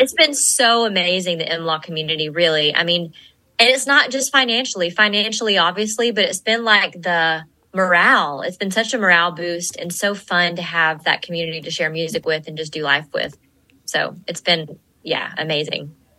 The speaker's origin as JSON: {"language": "English", "town": "Gainesville", "region": "Georgia", "country": "United States", "said": "I am from Gainesville, Georgia"}